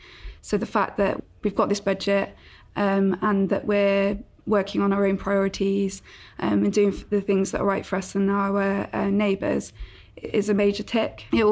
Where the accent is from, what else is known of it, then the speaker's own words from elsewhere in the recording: Gloucester, South West England, United Kingdom; I grew up in Podsmead, went away, lived in other parts of the city.